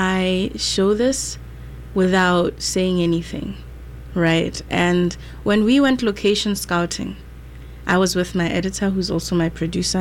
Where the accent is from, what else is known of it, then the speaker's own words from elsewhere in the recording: Botswana; also born or lived in South Africa / Syracuse, United States; now in United States; I'm from Botswana. I went to school in South Africa, and then I came to the US